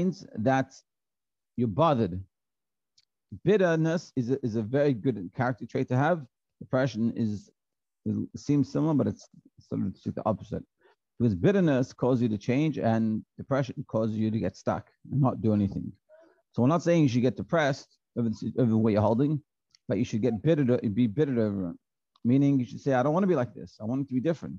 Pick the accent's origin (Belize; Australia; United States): Australia; I was from Australia, so I went back to Australia.